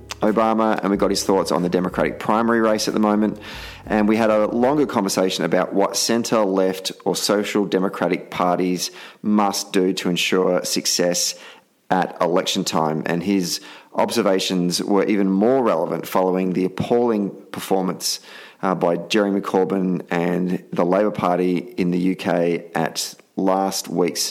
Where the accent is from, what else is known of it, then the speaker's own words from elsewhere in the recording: Victoria, Australia; moved away; in downtown Melbourne, back in my home state